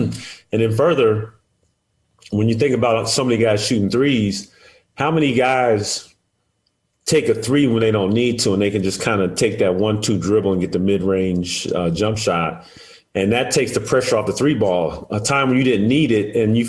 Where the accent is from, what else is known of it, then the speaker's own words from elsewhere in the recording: Edwards Air Force Base, California, United States; I always give credit to Jeff Lynch at the base that I grew up in Edwards Air Force Base.